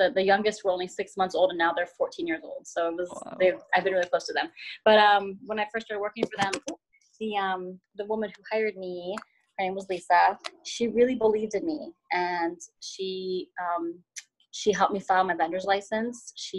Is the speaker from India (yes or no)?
no; Guatemala; Yeah, I mean, for me personally, my family is from Central America. I'm from Guatemala.